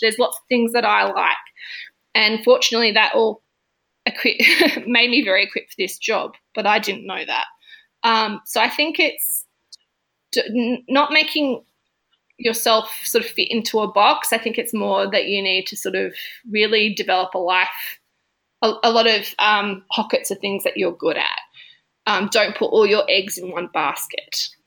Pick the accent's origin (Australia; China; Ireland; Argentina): Australia; country South Australia; moved away as an adult; also born or lived in Adelaide; now in Melbourne, Australia; I'm from Adelaide. I'm from country South Australia